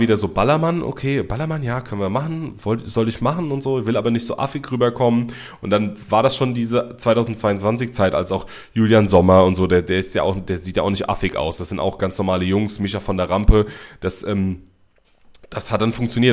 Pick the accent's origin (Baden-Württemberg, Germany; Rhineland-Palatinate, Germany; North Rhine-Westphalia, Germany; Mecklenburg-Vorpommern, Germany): Rhineland-Palatinate, Germany; Mainz area; ich bin nicht Berliner. Ich komme aus der Mainzer Gegend.